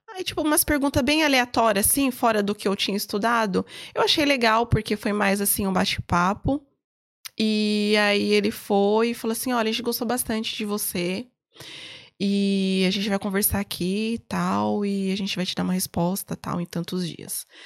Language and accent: Portuguese; Brazil; Eu falei, não, eu sou brasileira, eu nunca falei que eu, que eu era portuguesa.